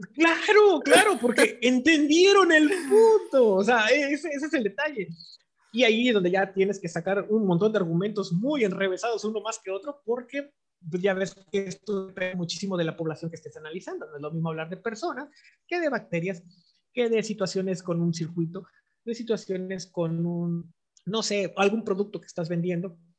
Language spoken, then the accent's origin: Spanish; Mexico; somos los mexicanos